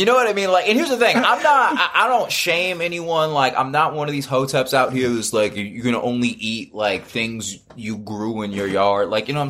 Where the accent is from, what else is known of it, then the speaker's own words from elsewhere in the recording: Marietta, Georgia, United States; also born or lived in Miami, United States / Cincinnati, United States / Fresno, United States; I was born in Miami, then lived in Cincinnati, then lived up in the Bay Area, then lived in Fresno. I'm from Marietta, Georgia.